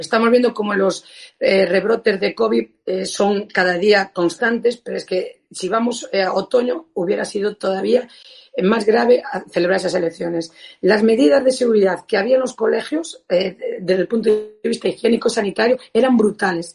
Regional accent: Galicia, Spain; como gallega como española

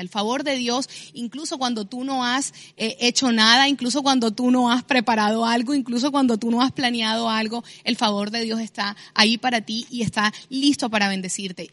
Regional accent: Barranquilla, Atlántico, Colombia

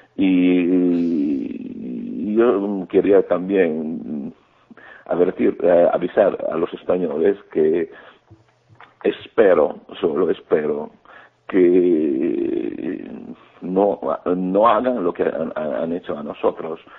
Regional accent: Greece

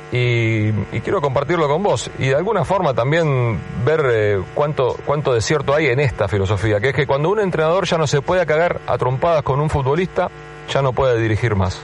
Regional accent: Buenos Aires, Argentina; yo viví toda la vida en Capital, Coco, nunca viví ni siquiera fuera de General Paz

